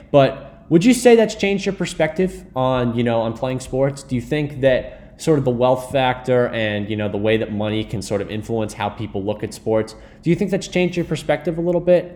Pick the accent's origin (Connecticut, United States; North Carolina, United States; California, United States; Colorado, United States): Connecticut, United States; Greenwich; I grew up in Greenwich